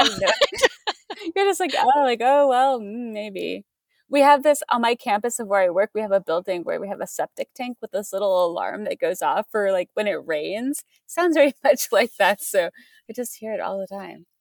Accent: Missouri, United States; I grew up in Missouri

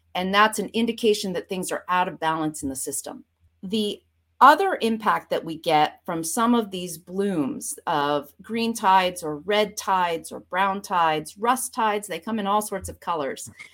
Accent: Vermont, United States; moved away as an adult; also born or lived in Boston / Florida Keys / Oregon; now in Connecticut, United States; I grew up, uh, in Vermont, right on the Canadian border.

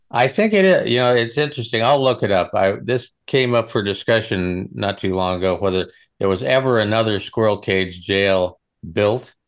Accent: Nebraska, United States; I'm a cowboy from Nebraska

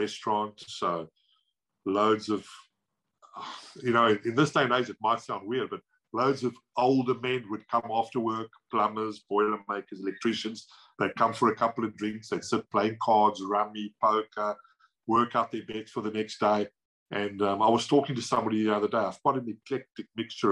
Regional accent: South Africa; moved away as an adult; now in United Kingdom; I'm from South Africa

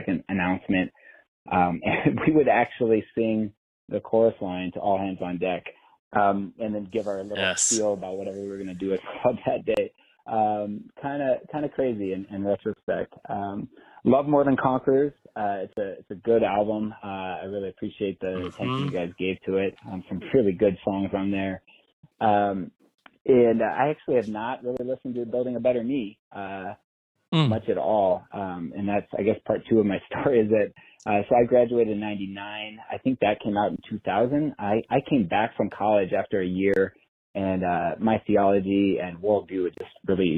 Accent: San Diego, California, United States; now in Sioux Falls, United States; I grew up in San Diego

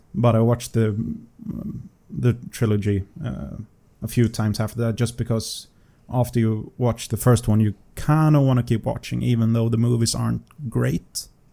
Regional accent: Sweden; accent: Swedish; English is a second language; it's my Swedish accent in English

